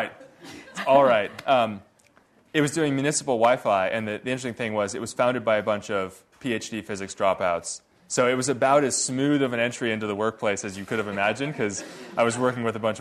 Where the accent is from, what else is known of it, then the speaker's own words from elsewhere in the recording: Redmond, Washington, United States; So, well, I grew up in Redmond, home of Microsoft